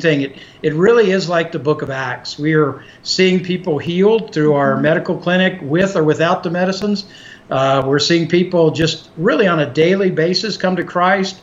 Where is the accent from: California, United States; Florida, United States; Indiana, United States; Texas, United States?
Texas, United States; we grew up in Texas